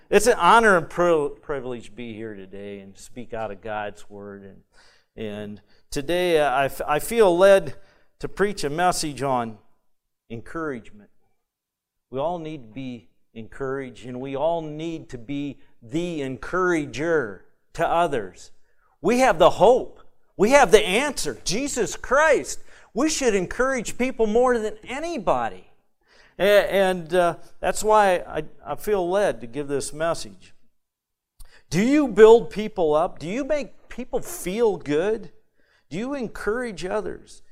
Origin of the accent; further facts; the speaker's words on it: Michigan, United States; I'm from Michigan